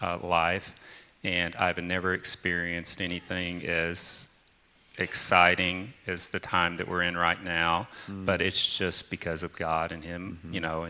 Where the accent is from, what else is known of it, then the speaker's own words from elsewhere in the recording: the South, United States; and I grew up in the South, like I said